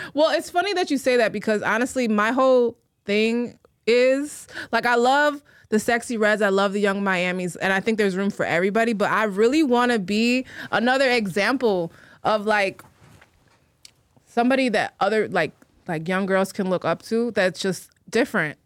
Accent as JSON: {"language": "English", "town": "Chicago", "region": "Illinois", "country": "United States", "tie": "born or raised there", "moved": "as an adult", "lives_now": "New York, United States", "said": "I'm from Chicago. I was born in Chicago. I was born on the north side."}